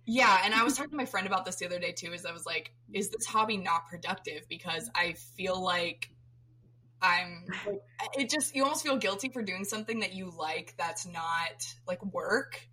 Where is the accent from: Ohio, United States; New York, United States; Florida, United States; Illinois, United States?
Florida, United States; I'm from Florida, so my my um, all my family grew up in Maine before my mom was born